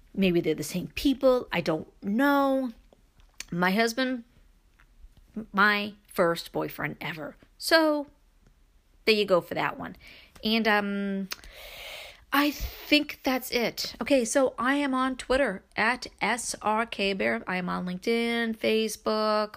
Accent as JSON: {"language": "English", "region": "New York", "country": "United States", "said": "being a New Yorker"}